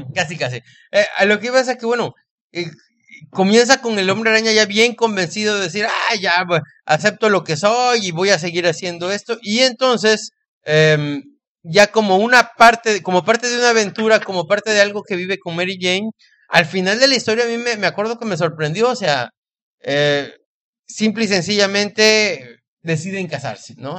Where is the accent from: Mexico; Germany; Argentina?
Mexico; lo digo como mexicano